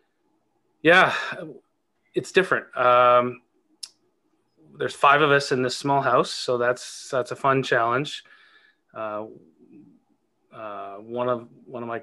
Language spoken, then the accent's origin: English; Canada; I was born in Canada, so and lived here my entire life, mostly living in small towns.